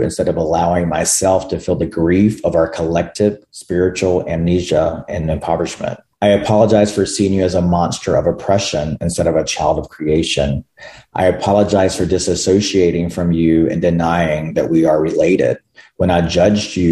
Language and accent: English; North Carolina, United States; North Carolina, which is where I'm from